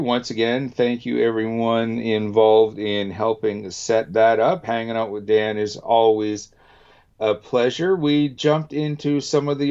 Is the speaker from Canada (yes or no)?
yes; Canada; as a Canadian